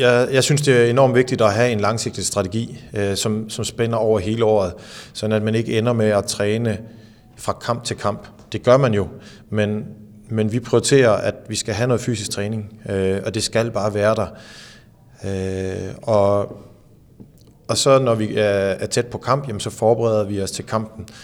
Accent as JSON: {"language": "Danish", "town": "Skanderborg", "region": "Central Denmark Region", "country": "Denmark", "tie": "born or raised there", "said": "jeg voksede op i Skanderborg"}